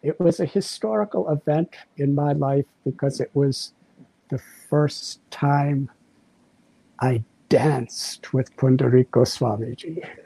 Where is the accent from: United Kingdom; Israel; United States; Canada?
United States; moved away; When I was a teenage boy, around 19 years old, growing up in the United States of America